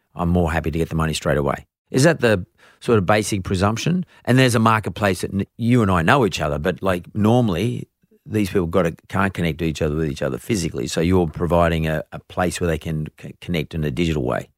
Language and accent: English; Australia; I'm from Australia